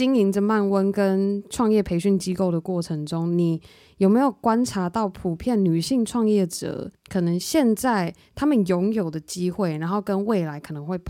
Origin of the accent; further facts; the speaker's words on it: Taiwan; 感恩身为台湾人